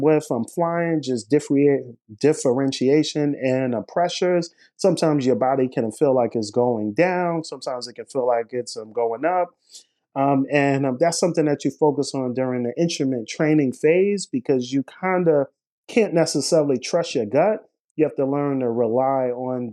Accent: New York City, New York, United States; I was born in Brooklyn, New York, here, and throughout my formative years, as well as high school years, I was very much interested in aviation. So growing up in Brooklyn

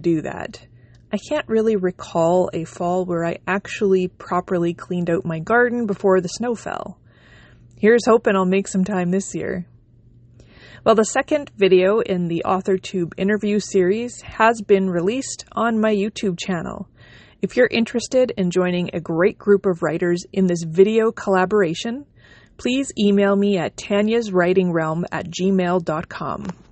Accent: Canada; also born or lived in Manitoba; I am a Canadian independent author

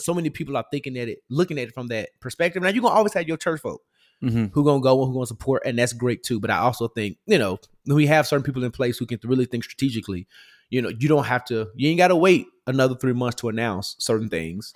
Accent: Memphis, Tennessee, United States; I'm from Memphis.

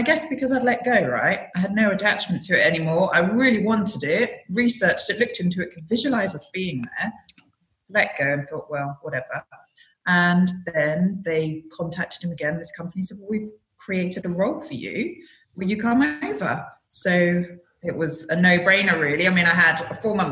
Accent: Glastonbury, South West England, United Kingdom; moved away; I grew up in Glastonbury in the UK

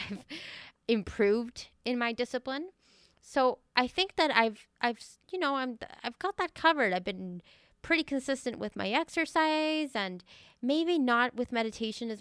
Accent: Venezuela; growing up in Venezuela.

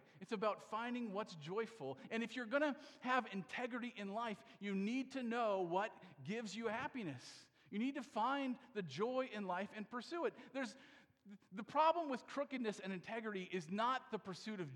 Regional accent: Iowa, United States; I'm from Iowa

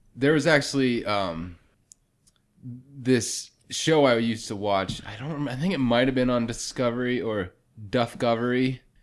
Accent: Pennsylvania, United States; accent: northern; I'm from Pennsylvania

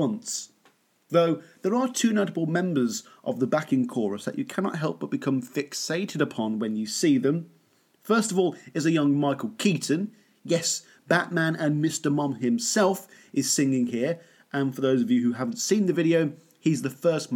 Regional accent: United Kingdom; being a Brit

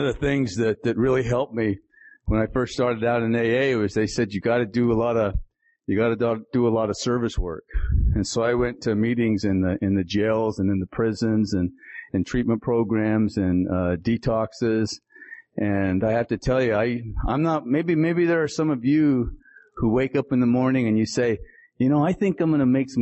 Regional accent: Salt Lake City, Utah, United States; also born or lived in Tuba City, Arizona; I was born on the Navajo Reservation in Tuba City, Arizona, and was raised in, the Salt Lake City, Utah area

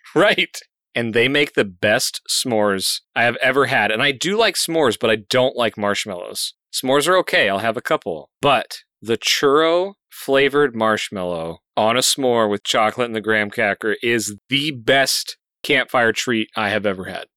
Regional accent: Colorado, United States; I grew up in Colorado

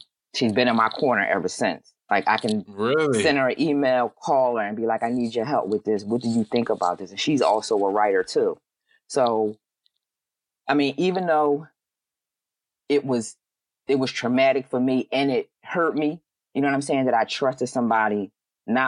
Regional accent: Philadelphia, Pennsylvania, United States; I'm from Philly.

